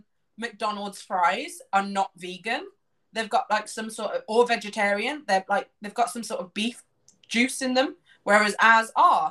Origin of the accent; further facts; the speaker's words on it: Birmingham, West Midlands, United Kingdom; So I am in Birmingham, born and raised in Birmingham, in the United Kingdom.